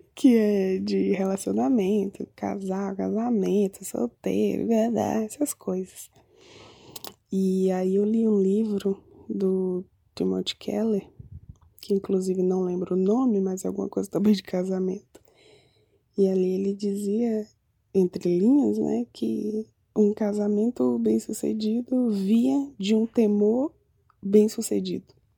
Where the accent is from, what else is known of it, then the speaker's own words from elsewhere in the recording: Manaus, Amazonas, Brazil; moved away; sou de Manaus, moro em Credi.